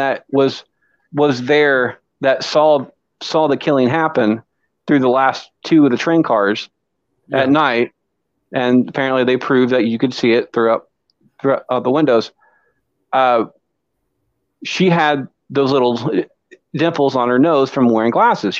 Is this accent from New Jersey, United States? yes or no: no; Ottumwa, Iowa, United States; I am a thespian from Troop 615 down here in Tumwa, Iowa